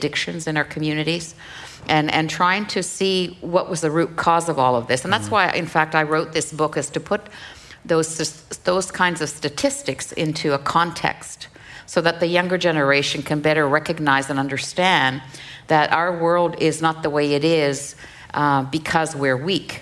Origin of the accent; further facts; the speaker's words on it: Kuujjuaq, Quebec, Canada; English is a second language; my hometown of Kudjua